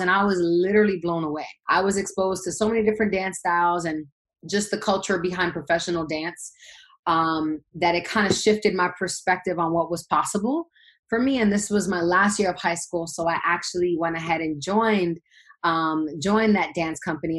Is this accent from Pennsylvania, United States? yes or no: no; New York City, New York, United States; I'm from Brooklyn, New York, originally. Born and raised BK